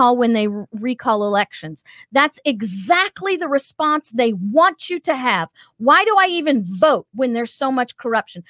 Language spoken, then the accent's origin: English; Missouri, United States; When I was growing up in Missouri